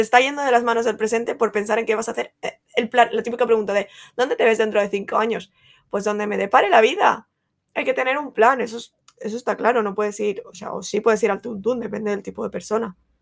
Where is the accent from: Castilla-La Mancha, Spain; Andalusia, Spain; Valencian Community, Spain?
Valencian Community, Spain; Valencia; como buena valenciana y fallera